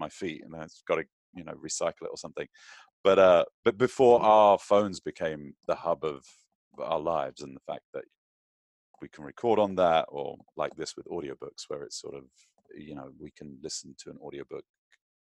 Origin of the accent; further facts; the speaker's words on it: London, United Kingdom; now in United States; growing up in London, in England